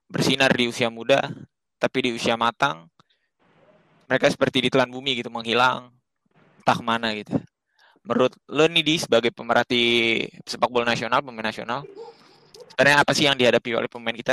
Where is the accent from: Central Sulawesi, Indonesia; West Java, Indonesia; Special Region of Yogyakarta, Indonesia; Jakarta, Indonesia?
Jakarta, Indonesia; also born or lived in Bekasi; gue nggak nonton gue masih gede di Jakarta cuma gue nggak